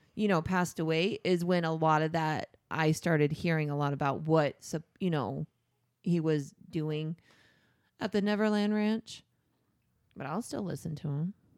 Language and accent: English; Tucson, Arizona, United States; we grew up in Tucson, I grew up in Tucson